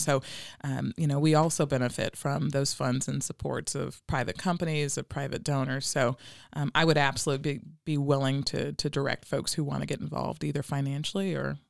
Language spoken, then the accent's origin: English; Hope, Arkansas, United States; born there; So I was sharing earlier, I was born in Hope, Arkansas, so from the South